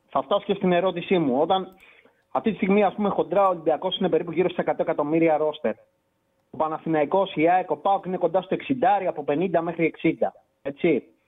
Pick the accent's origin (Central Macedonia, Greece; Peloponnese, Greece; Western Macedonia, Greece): Peloponnese, Greece; Kalamata; είμαι από την Καλαμάτα